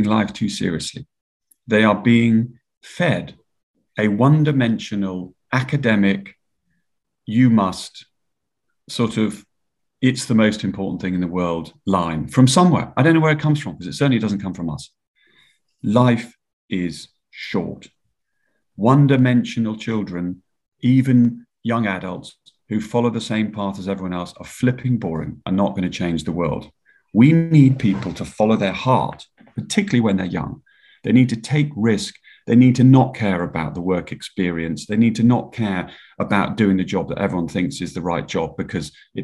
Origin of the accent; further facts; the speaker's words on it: Yorkshire and the Humber, United Kingdom; also born or lived in Marlow/Henley, South East England; now in Marlow, United Kingdom; I was brought up in Yorkshire